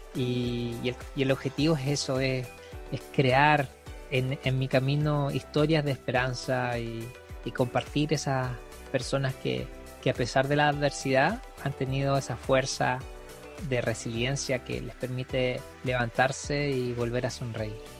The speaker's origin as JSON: {"language": "Spanish", "town": "Iquique", "region": "Tarapacá", "country": "Chile", "moved": "yes", "said": "yo soy de Iquique, del norte de Chile, acá ni siquiera llueve"}